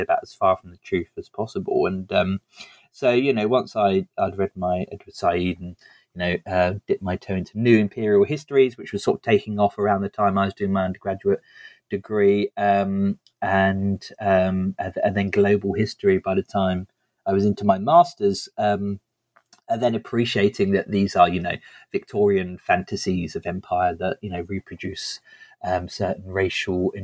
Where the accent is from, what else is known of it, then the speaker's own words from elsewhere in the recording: the south of England, United Kingdom; I grew up in the south of England. I've been in the same town all my life